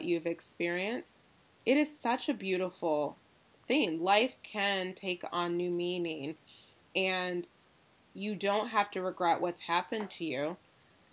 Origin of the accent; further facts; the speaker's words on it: Ann Arbor, Michigan, United States; also born or lived in Los Angeles; my hometown of Ann Arbor